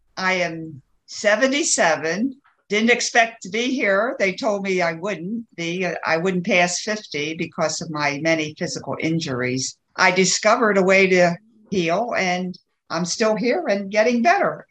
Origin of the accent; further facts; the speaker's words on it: Baltimore, Maryland, United States; where did I grow up? In the East Coast of the United States, mm-hmm. Baltimore, Maryland